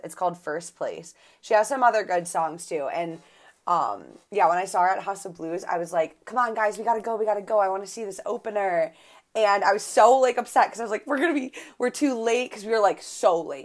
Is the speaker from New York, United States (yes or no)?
yes; Buffalo, New York, United States; I'm from Buffalo, so we say pop